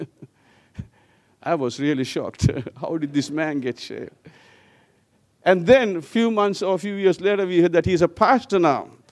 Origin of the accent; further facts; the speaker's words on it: Sri Lanka; also born or lived in Wellington, New Zealand; I, I left back to Sri Lanka